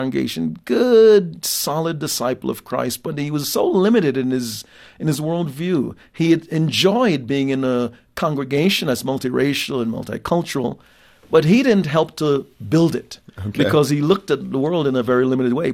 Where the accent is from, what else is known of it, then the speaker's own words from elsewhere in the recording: Jamaica; now in United States; having been born in another country, and that's my context, born in Jamaica